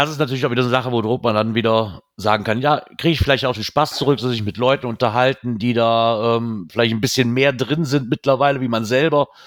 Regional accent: Heinsberg, North Rhine-Westphalia, Germany; hey, ich komme aus Heinsberg, hast nicht Bock mit mir cashen zu gehen?

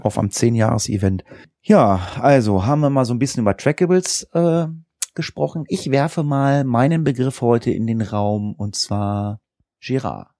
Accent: Northern Germany, Germany; hier bei uns in Norddeutschland.

